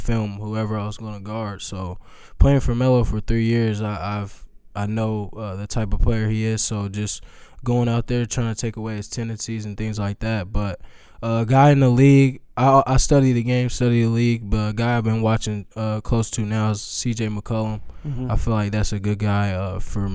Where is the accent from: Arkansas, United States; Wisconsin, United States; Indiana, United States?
Indiana, United States; I grew up in Indiana